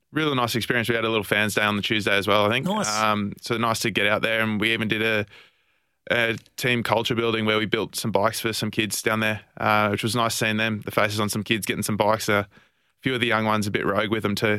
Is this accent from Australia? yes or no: yes; Australia; being an Australian